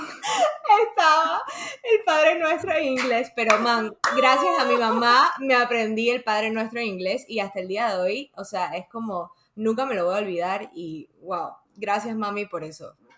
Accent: Panama; also born or lived in Dominican Republic; cuando yo me mudé de República Dominicana a Panamá, me metieron a una escuela

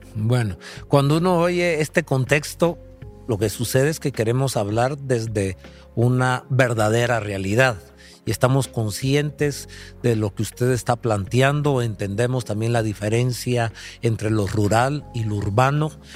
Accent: Guatemala; Nosotros como guatemaltecos

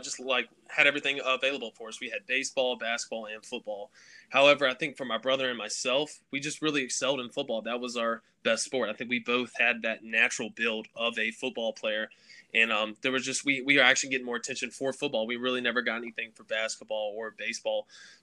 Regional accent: Covington, Virginia, United States; Yeah, Covington is a real small town. It's located in the southwestern part of Virginia. I went to a school. It was a public school, and we only had 250 kids.

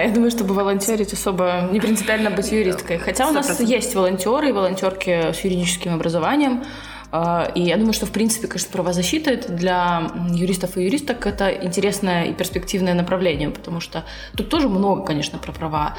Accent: Russia; я из России

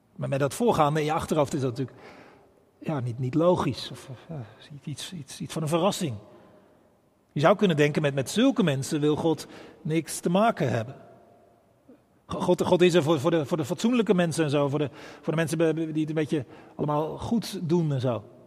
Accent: Bergambacht, South Holland, Netherlands; now in Rotterdam, Netherlands; een eenvoudige boerenjongen uit Bergambacht

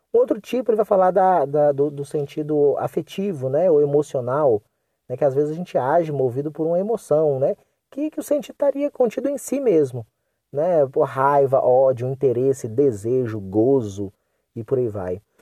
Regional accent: Brazil; first language Portuguese; also born or lived in North of Minas Gerais; nós falamos português porque nós nascemos aqui no Brasil, nós fomos criados aqui no Brasil

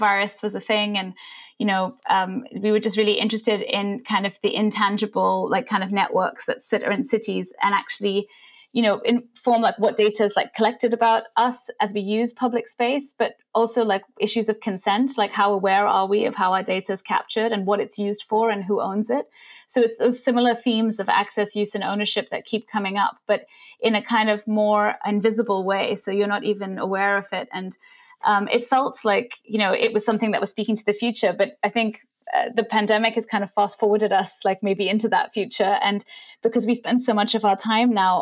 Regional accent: India; moved away; I grew up in India

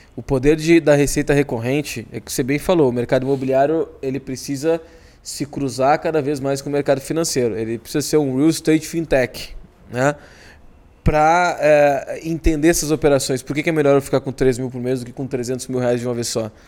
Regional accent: Porto Alegre, Rio Grande do Sul, Brazil; numa cidade ao lado, ao lado de Porto Alegre, onde eu cresci, chamada Guaíba

